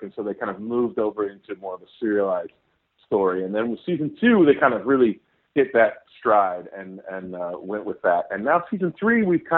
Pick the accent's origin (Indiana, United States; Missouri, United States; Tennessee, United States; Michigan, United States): Indiana, United States; Indianapolis; I'm being from Indianapolis